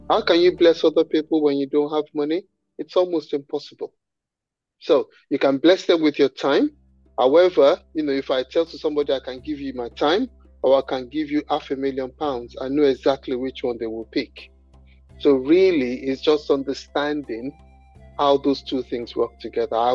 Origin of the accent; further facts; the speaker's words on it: Nigeria; you know, I'm Nigerian and my, my parents are Nigerians